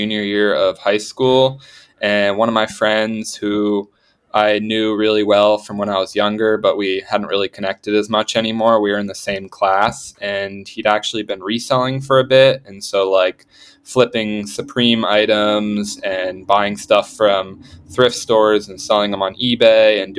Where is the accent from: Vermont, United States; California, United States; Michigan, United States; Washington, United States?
Vermont, United States; which is where I'm from Vermont originally